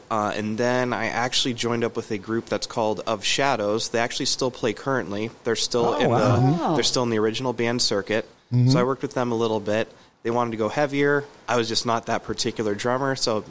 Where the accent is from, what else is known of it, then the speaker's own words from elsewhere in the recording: Erie, Pennsylvania, United States; also born or lived in Albion, Pennsylvania; I was born and raised in Erie. I'm currently in Albion, but I still travel into Erie and play and everything.